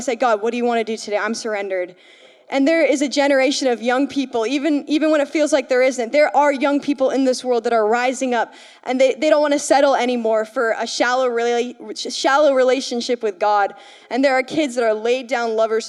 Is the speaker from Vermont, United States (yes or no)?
yes; Vermont, United States; I'm from Vermont.